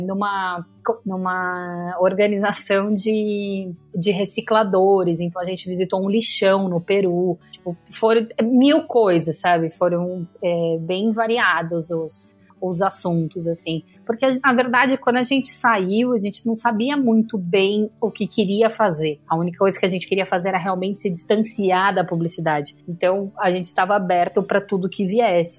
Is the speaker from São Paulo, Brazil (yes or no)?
yes; São Paulo, Brazil; eu morava no Brooklyn a vida inteira